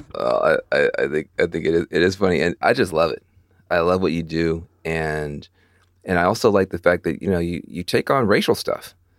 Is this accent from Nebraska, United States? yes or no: no; Jackson, Tennessee, United States; also born or lived in East Coast; now in California, United States; I'm actually also from rural Tennessee, from rural West Tennessee. I grew up in Jackson.